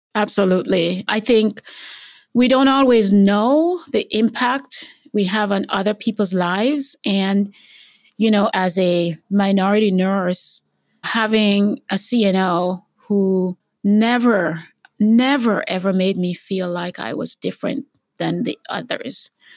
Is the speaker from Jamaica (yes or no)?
yes; Jamaica; moved away as an adult; also born or lived in Cleveland, Tennessee; now in United States; growing up in Jamaica